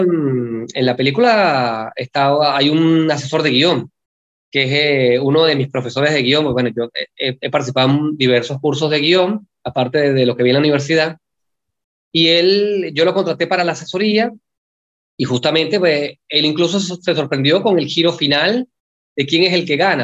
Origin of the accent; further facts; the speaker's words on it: Venezuela; moved away as an adult; now in Buenos Aires, Argentina; yo, que soy extranjero, que soy venezolano